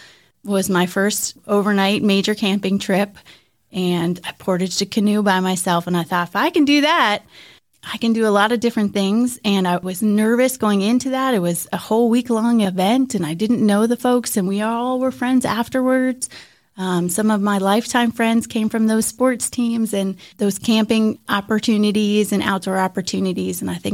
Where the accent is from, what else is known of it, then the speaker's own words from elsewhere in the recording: Philadelphia, Pennsylvania, United States; also born or lived in New Jersey, United States; Yeah, well, when I was little, Philadelphia area, so for those who are close to Philadelphia, a little time in New Jersey, a little time outside kind of Valley Forge area, and we were not an outdoor family.